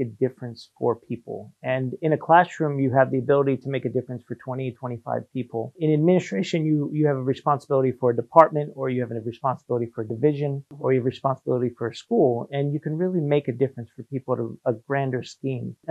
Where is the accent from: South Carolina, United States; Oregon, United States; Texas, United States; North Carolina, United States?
North Carolina, United States; moved away as an adult; also born or lived in New Jersey / Shanghai, China / Paris, France; now in Hong Kong; when we moved to North Carolina, I was about 8 years old. So I did most of my schooling through there as well.